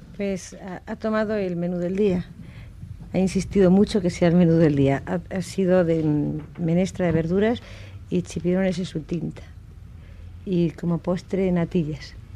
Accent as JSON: {"language": "Spanish", "town": "Vega de Pas", "region": "Cantabria", "country": "Spain", "said": "Yo soy pasiega. Soy de Santander, pero de la Vega de Paso"}